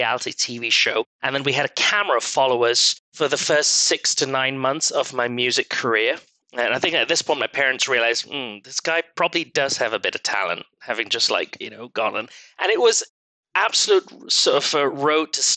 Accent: Malaysia; moved away as an adult; also born or lived in London; now in United States; I was born and brought up in Malaysia to very Asian, Middle Eastern parents.

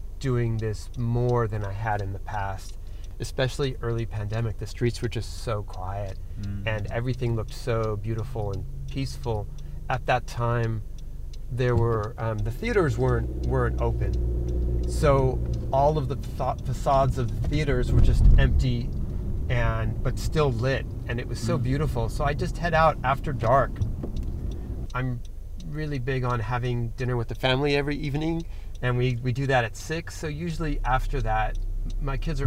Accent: Los Angeles, California, United States; born or raised there

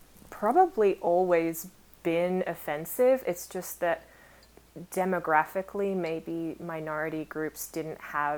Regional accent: Australia; Growing up in Australia

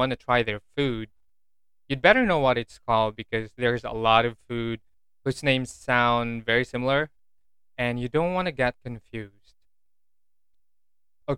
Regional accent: Philippines; I'm Filipino, I don't eat balot

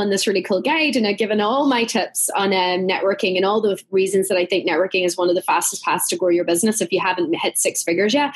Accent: County Donegal, Ireland; Where I'm from in Donegal, you're talking about one of the quietest, most untouched places on the planet.

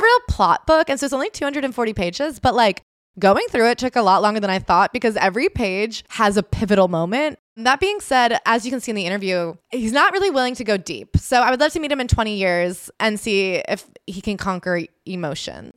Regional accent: Hoboken, New Jersey, United States; now in Brooklyn, United States; I live in Brooklyn. I'm from Hoboken

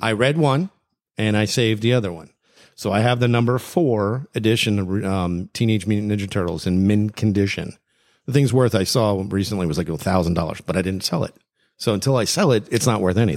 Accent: Hollywood, Florida, United States; growing up in Hollywood

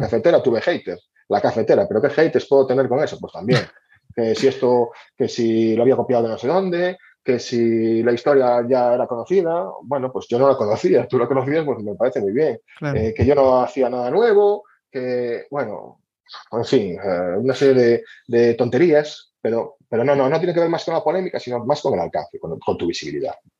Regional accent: Galicia, Spain

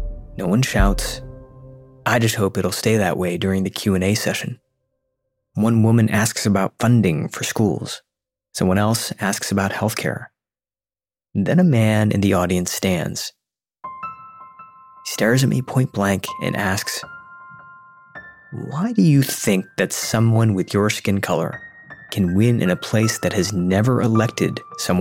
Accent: a suburb just outside of Detroit, Michigan, United States; moved away; I'm back in my hometown, a suburb just outside of Detroit

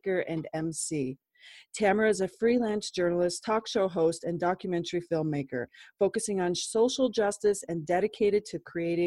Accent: Colorado, United States; so close to my heart because it went through my hometown

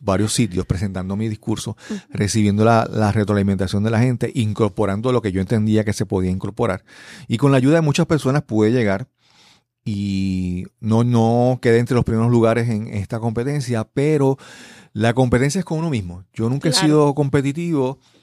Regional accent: Puerto Rico; first language Spanish

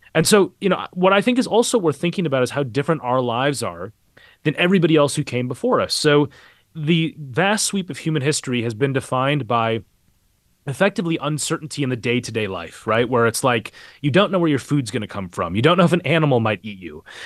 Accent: Minneapolis, Minnesota, United States; moved away; I grew up, uh, a couple miles away from where he was killed. I, I'm, I'm from Minneapolis originally

